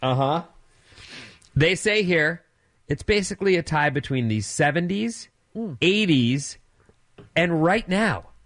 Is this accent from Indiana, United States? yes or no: no; Orange County, California, United States; I grew up in Orange County